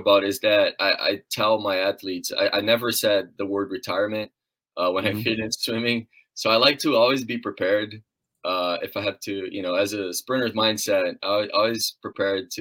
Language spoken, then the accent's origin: English; Brazil; now in Muncie, United States; I come from a small town in Brazil, a very tiny town, didn't have too much structure to continue swimming after I hit that age of 13, 14